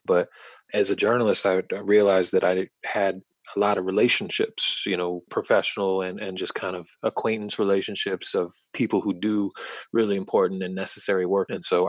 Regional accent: Charlottesville, Virginia, United States; born or raised there

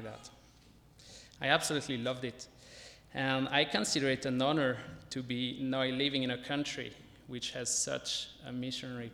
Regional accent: French-speaking Switzerland, Romandy, Switzerland; English is a second language; moved away as an adult; also born or lived in North Africa; now in Belfast, United Kingdom; I was born in Switzerland, in the French speaking part

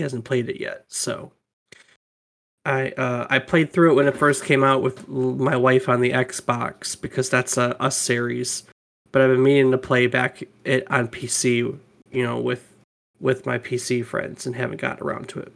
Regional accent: United States; we're American

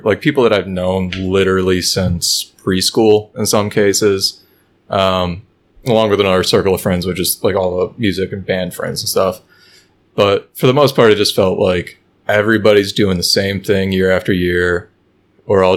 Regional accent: Chicago, Illinois, United States; moved away as an adult; I grew up in the Chicago area

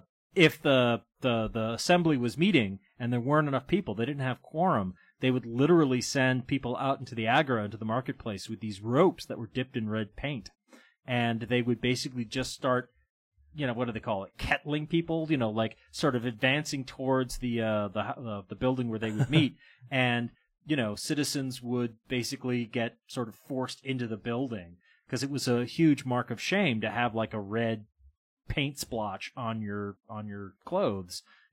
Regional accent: Andover, Massachusetts, United States; my hometown of Andover, Massachusetts, where I grew up.

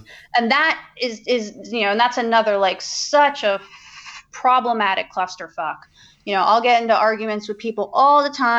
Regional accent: United States; moved away as an adult; also born or lived in Brittany, France; now in France; I grew up 25 miles outside of New York City.

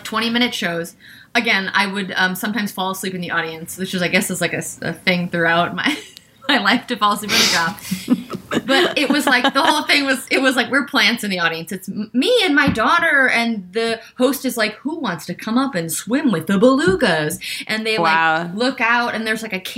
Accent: Wisconsin, United States; moved away as an adult; also born or lived in Chicago; now in New York, United States; I'm from Wisconsin

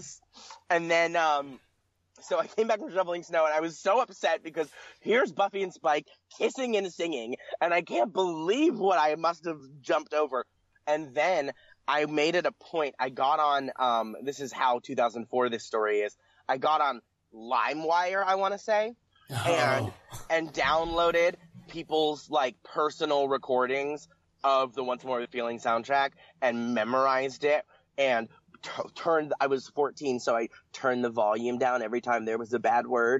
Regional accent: Pennsylvania, United States; I grew up in Pennsylvania

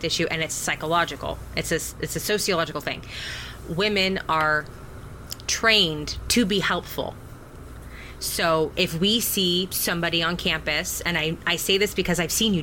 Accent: United States; as modern American women

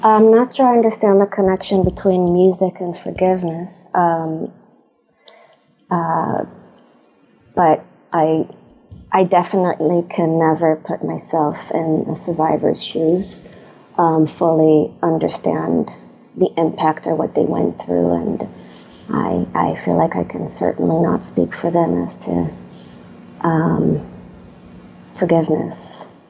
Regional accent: Israel; moved away as an adult; also born or lived in Germany / Stanford area, California; now in United States; I was born in Israel, uh, born and raised in Israel.

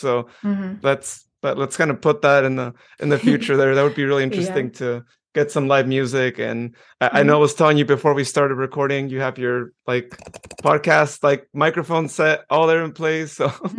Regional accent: Modesto, California, United States; I'm from Modesto

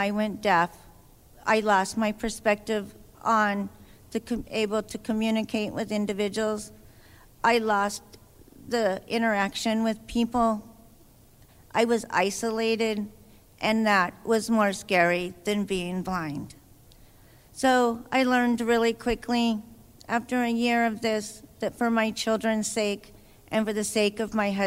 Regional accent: Idaho, United States; I'm from Idaho

